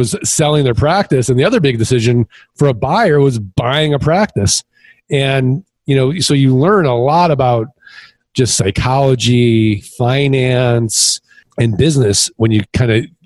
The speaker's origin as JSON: {"language": "English", "region": "Midwest", "country": "United States", "also_born_or_lived": "Kansas City", "moved": "as an adult", "lives_now": "Scottsdale, United States", "said": "I'm from the Midwest"}